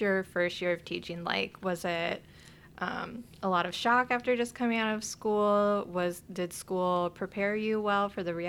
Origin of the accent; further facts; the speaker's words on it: Virginia, United States; now in Chicago, United States; where I grew up in Virginia